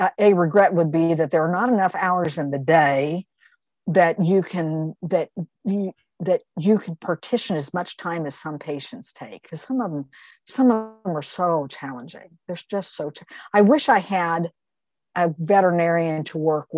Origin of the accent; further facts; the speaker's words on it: Wichita, Kansas, United States; from my hometown, Wichita, Kansas